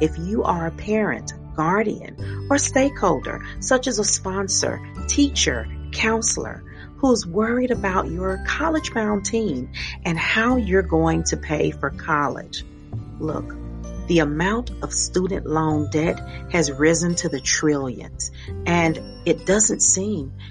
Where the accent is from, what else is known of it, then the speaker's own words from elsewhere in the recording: Meridian, Mississippi, United States; moved away; I was born and raised in Meridian, Mississippi